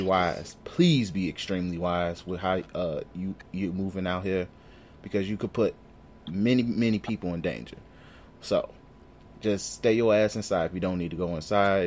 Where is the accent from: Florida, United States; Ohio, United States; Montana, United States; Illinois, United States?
Illinois, United States; Chicago; we're from Chicago